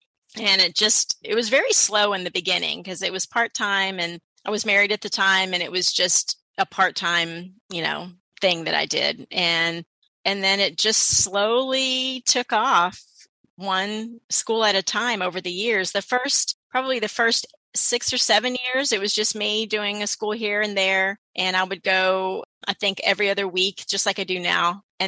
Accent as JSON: {"language": "English", "town": "Houston", "region": "Texas", "country": "United States", "tie": "born or raised there", "also_born_or_lived": "St. Louis, Missouri", "said": "I was born in St. Louis. St. Louis, huh? Mm-hmm. Yeah. And then we moved here when I was 7. So pretty much grew up in Inwood Forest area."}